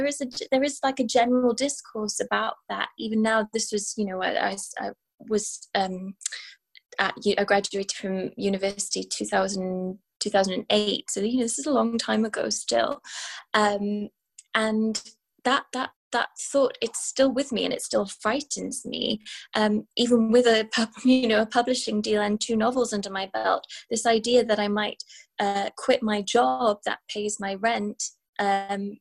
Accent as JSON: {"language": "English", "region": "Wales", "country": "United Kingdom", "moved": "as an adult", "lives_now": "London, United Kingdom", "said": "I'm Welsh, and I've inherited a particular kind of stoicism from my mother, but also just kind of from my heritage."}